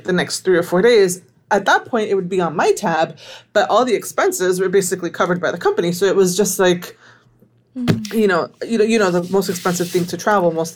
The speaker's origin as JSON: {"language": "English", "town": "Miami", "region": "Florida", "country": "United States", "tie": "born or raised there", "said": "I am from Miami, born and raised"}